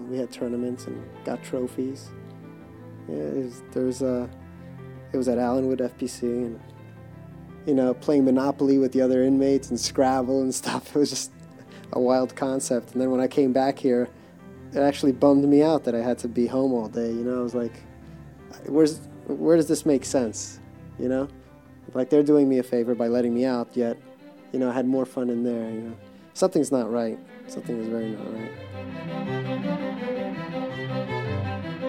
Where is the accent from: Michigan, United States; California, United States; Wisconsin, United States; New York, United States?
New York, United States; I was from New York